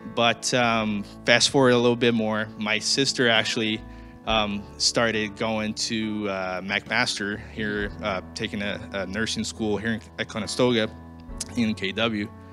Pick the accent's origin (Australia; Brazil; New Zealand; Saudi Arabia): Brazil; moved away; I'm originally from Brazil.